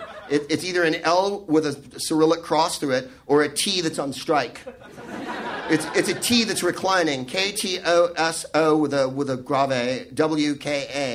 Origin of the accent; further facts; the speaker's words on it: San Francisco, California, United States; now in Los Angeles, United States; I'm from San Francisco and I live in L.A.